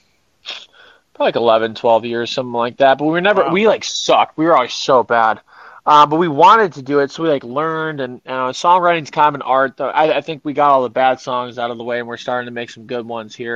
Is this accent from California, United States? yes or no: no; Cleveland, Ohio, United States; I was born and raised in Cleveland